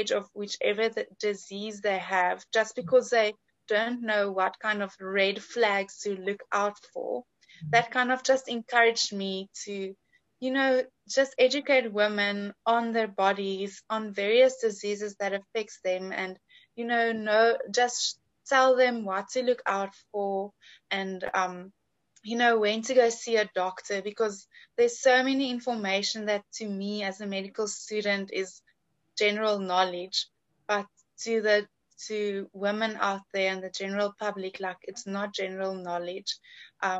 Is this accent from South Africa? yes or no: yes; Pretoria, Gauteng, South Africa; moved away as an adult; now in Cape Town, South Africa; I'm from Pretoria, but I'm studying in Cape Town at Stellenbosch University